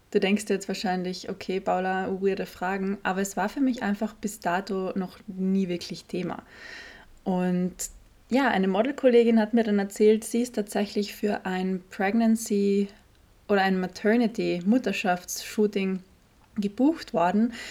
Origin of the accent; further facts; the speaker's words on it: Carinthia, Austria; Witzigerweise hat es sogar hier am Wörthersee stattgefunden, in Kärnten, wo ich her bin, born and raised.